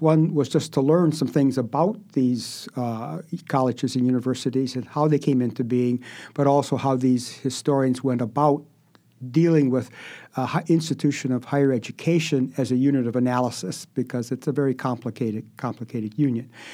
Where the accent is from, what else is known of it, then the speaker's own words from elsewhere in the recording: Wisconsin, United States; moved away as an adult; also born or lived in Illinois; I was born in Wisconsin, and, uh, I grew up on a dairy farm